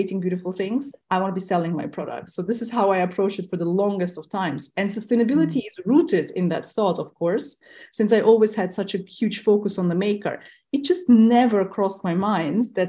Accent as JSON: {"language": "English", "country": "Tajikistan", "tie": "born or raised there", "first_language": "Russian", "second_language": "English", "said": "I myself was born in Tajikistan, which was part of the USSR back then."}